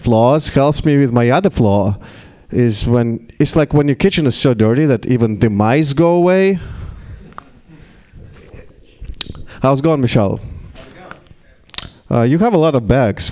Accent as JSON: {"language": "English", "country": "Russia", "second_language": "English", "moved": "yes", "lives_now": "United States", "said": "In Russia, we traditionally pickled cucumbers and tomatoes"}